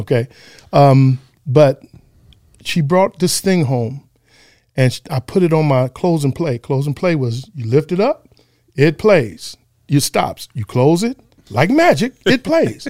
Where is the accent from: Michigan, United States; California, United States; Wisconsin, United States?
Michigan, United States; Detroit; also born or lived in San Antonio, Texas; I was born in Texas, but I was built in Detroit.